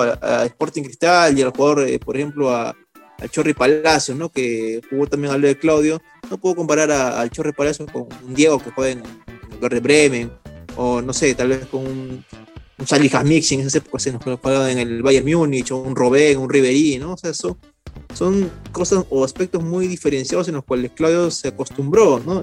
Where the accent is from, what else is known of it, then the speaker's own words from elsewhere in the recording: Peru; como peruano